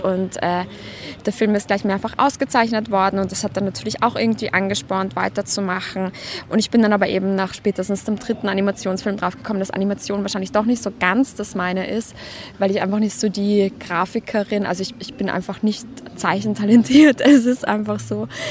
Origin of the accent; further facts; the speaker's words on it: Vienna, Austria; ich komme aus Wien